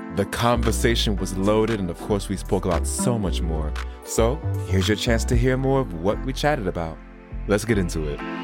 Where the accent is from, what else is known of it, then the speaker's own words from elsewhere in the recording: New York, United States; now in United Kingdom; I'm from New York, of all places